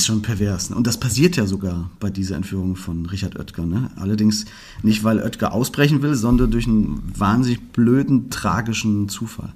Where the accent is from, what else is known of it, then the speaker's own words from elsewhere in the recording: Fulda, Hesse, Germany; hier bei uns in Fulga